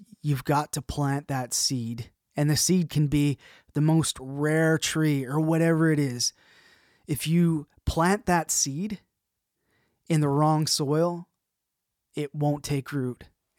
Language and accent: English; Canada; I'm going to be your host today. I'm a Canadian producer, mix engineer